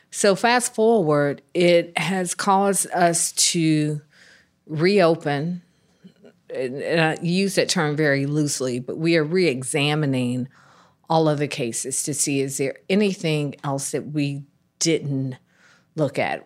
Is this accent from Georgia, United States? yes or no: yes; Atlanta, Georgia, United States; I was born and raised in Atlanta.